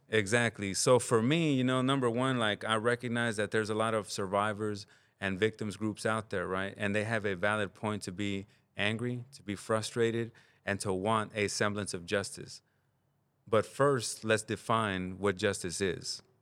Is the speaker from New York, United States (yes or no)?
no; Los Angeles, California, United States; also born or lived in Santa Ana, California / Compton, California; now in Oakland, United States; it's what I remember growing up in, you know, Santa Ana in the neighborhoods. It's what I remember growing up in South Central Los Angeles